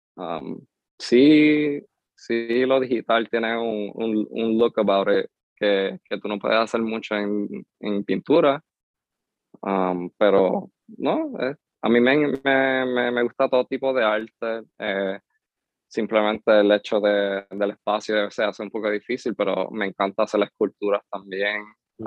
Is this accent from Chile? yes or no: no; Lares, Puerto Rico; first language English; Spanish is a second language; also born or lived in Lawrence, Massachusetts; me, me crié en, en Lare y Lare eh, no hay mucho que hacer